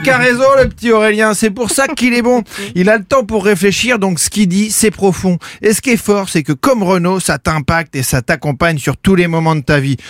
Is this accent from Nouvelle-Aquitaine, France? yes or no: no; Caen, Normandy, France; on vient tous les deux de Caen